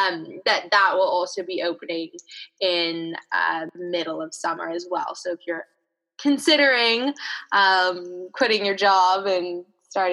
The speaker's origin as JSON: {"language": "English", "country": "Canada", "tie": "born or raised there", "said": "In the town that I grew up in Canada, rugby was sort of the big sport"}